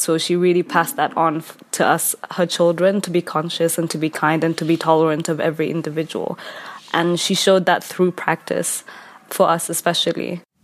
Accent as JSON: {"language": "English", "country": "Kenya", "said": "I am from Kenya."}